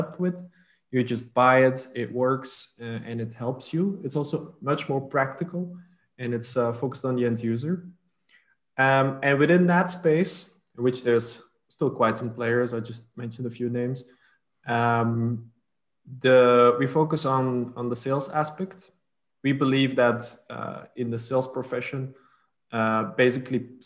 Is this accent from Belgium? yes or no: yes; Flanders, Belgium; first language Dutch; English is a second language; also born or lived in French-speaking part of Belgium / Milan, Italy; my mother tongue is Dutch. Because I live in the north of Belgium, the Dutch-speaking part, next to the Netherlands as well. I grew up in the French-speaking part for a few years